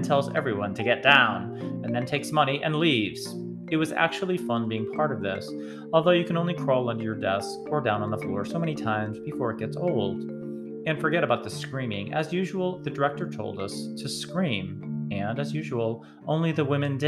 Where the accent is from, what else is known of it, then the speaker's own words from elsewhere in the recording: Springfield, Massachusetts, United States; now in Georgia, United States; my hometown in Massachusetts